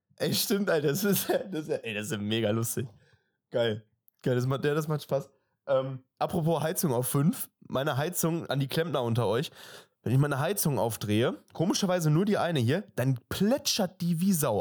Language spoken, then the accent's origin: German; Germany; wir sind Deutsche